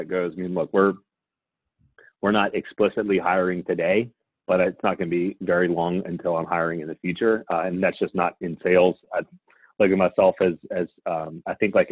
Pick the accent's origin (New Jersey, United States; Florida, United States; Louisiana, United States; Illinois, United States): Louisiana, United States; I'm from Louisiana